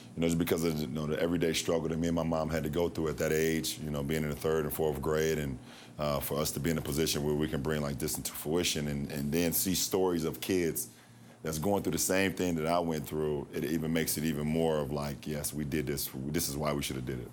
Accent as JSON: {"language": "English", "town": "Akron", "region": "Ohio", "country": "United States", "tie": "born or raised there", "said": "the Akron public school system, my hometown"}